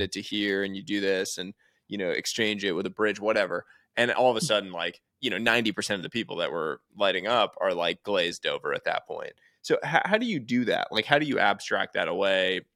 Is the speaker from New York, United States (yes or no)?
yes; New York City, New York, United States; I grew up going to the Natural History Museum